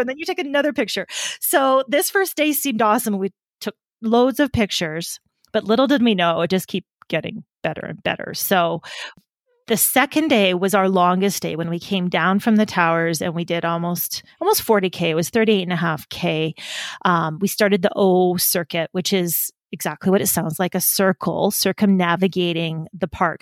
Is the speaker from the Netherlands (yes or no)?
no; Canadian Prairies, Canada; moved away; I grew up in the Canadian prairies